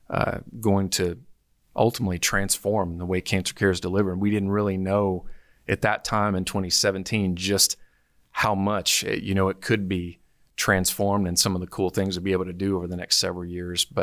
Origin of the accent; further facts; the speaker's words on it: Arkansas, United States; It was a great childhood. I'd say I, I grew up on Lake Number Three or close